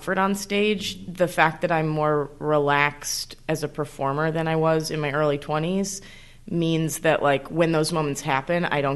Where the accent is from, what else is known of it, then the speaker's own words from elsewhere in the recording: Connecticut, United States; moved away as an adult; now in New York, United States; So I moved to New York. I'm from Connecticut